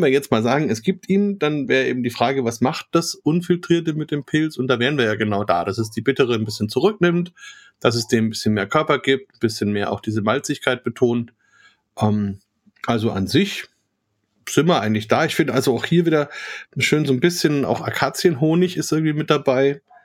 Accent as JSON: {"language": "German", "area": "Franconia", "region": "Bavaria", "country": "Germany", "said": "ich komme allerdings auch aus Franken"}